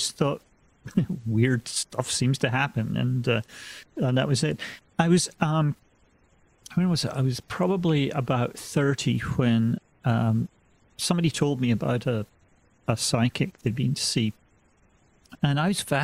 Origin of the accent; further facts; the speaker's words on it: Scotland, United Kingdom; now in United States; I'm originally from Scotland, and you know, gradually had drifted west over the years.